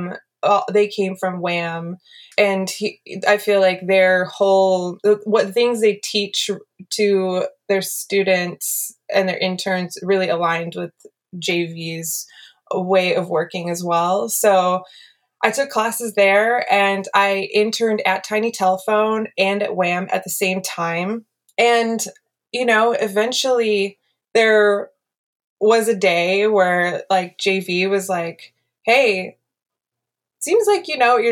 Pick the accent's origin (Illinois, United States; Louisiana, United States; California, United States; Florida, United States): California, United States; the Bay Area; growing up in the Bay Area